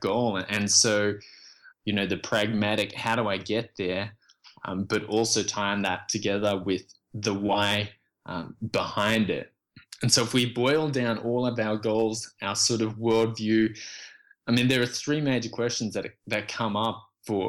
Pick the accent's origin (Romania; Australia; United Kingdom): Australia; moved away as an adult; also born or lived in Vietnam / Indonesia / Canada / Texas; I was born in Vietnam and then left as a refugee and fled the country with my parents. We made it to a refugee camp in Indonesia, where we stayed for a year, and then from there we got accepted into Australia